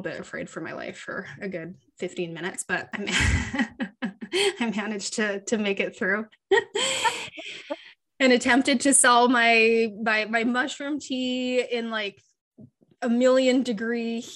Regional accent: Canada; born or raised there

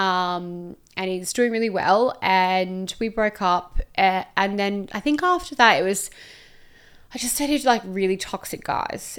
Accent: Perth, Western Australia, Australia; moved away as an adult; now in Gold Coast, Australia; I was from Perth originally, moved to the Gold Coast

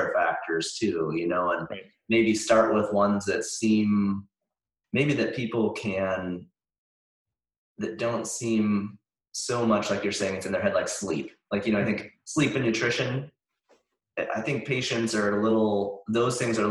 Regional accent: Montana, United States; now in Santa Barbara, United States; I grew up in Montana

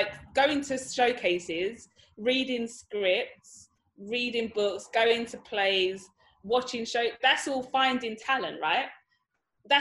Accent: Dagenham, London, United Kingdom; I grew up in Dagenham

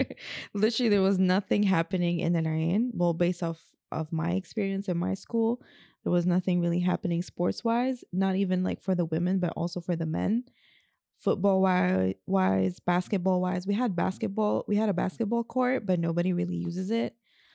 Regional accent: Abu Dhabi, United Arab Emirates; It's like the countryside of Abu Dhabi. It's just a really, really, really small city.

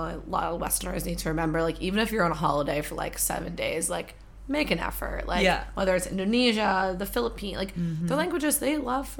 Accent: New Jersey, United States; And I'm from Jersey, and there is a good like community of them there.

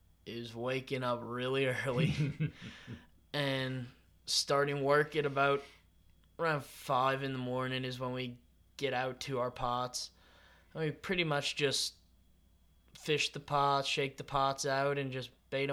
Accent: Tangier, Virginia, United States; growing up on Tangier, I honestly couldn't have asked for a better place to grow up. I love Tangier.

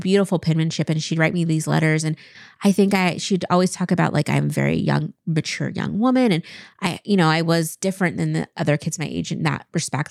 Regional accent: Kennewick, Washington, United States; moved away as an adult; also born or lived in Chicago; growing up in Eastern Washington

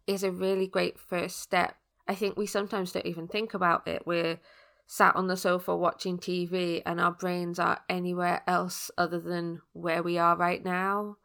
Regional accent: United Kingdom; as a British person

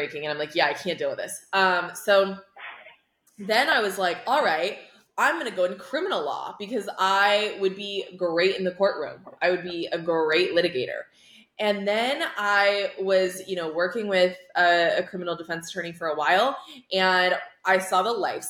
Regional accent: Iowa, United States; I'm originally from Iowa

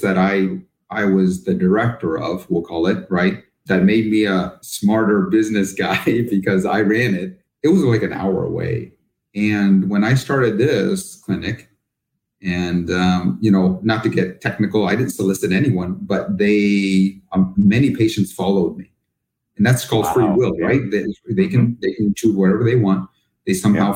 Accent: Canada; moved away as an adult; now in United States; I'm actually originally from Canada

